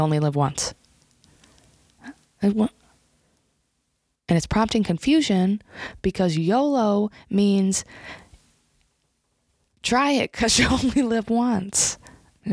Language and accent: English; Lake Odessa, Michigan, United States; we grew up here in Lake Odessa